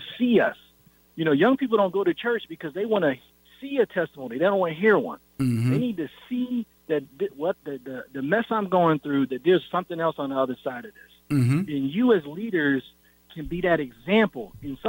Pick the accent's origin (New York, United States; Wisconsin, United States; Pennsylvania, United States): New York, United States; Syracuse; that's not what I saw growing up in Syracuse, New York.